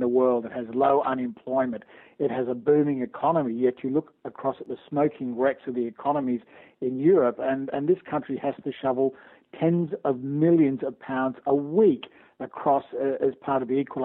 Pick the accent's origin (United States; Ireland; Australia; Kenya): Australia; moved away as an adult; also born or lived in Canada; now in United Kingdom; I'm an Australian by birth and lived and worked in Australia and in Canada